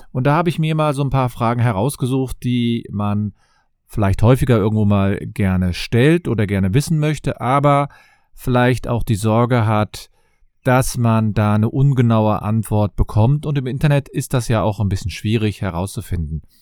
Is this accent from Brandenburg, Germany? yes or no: no; Cologne, North Rhine-Westphalia, Germany; ich komme aus Köln und ich freue mich, dass ihr wieder dabei seid.